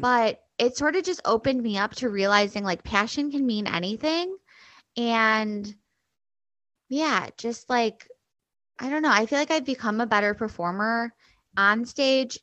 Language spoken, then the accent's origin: English; Chicago, Illinois, United States; also born or lived in New York City / Nashville, Tennessee / New Hampshire; I grew up in Chicago